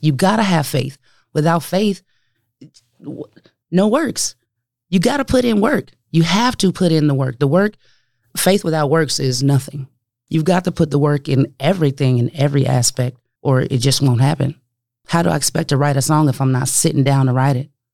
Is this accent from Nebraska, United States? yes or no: yes; Omaha, Nebraska, United States; also born or lived in Denver; a kid growing up in North Omaha, uh, in the street, no doubt, you know, gang affiliated